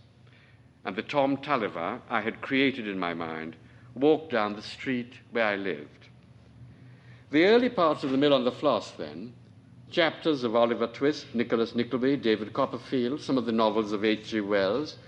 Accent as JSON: {"language": "English", "country": "Trinidad & Tobago", "tie": "born or raised there", "moved": "yes", "said": "I was born on Trinidad, which is a little island at the mouth of the Orinoco"}